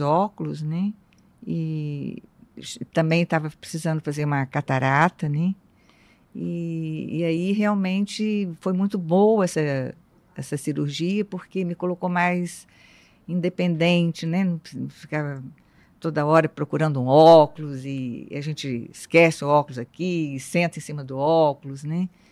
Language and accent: Portuguese; interior of Rio de Janeiro state, Brazil; moved away; eu sou do interior do estado do Rio